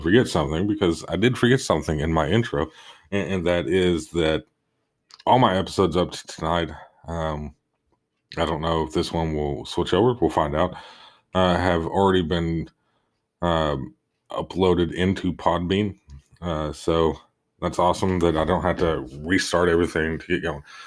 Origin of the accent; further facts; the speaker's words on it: Oklahoma, United States; my home state of Oklahoma